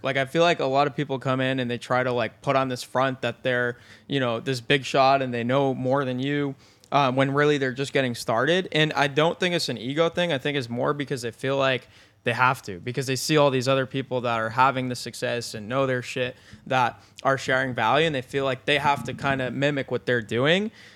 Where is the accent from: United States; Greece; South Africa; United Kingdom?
United States; Binghamton, New York; moved away as an adult; I was from Binghamton, New York